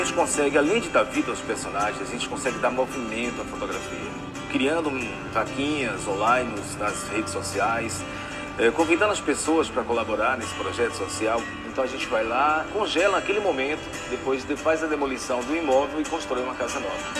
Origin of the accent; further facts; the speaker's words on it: Rui Barbosa, Bahia, Brazil; tenho 47 anos, nasci em Rui Barbosa, interior da Bahia